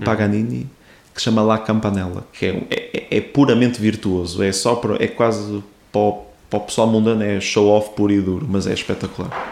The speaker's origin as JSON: {"language": "Portuguese", "town": "Porto", "region": "Norte", "country": "Portugal", "tie": "born or raised there", "said": "eu sou aqui, daqui do Porto"}